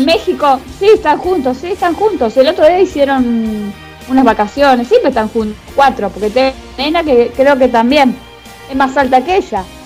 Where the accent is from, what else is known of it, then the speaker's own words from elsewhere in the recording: Argentina; somos los argentinos.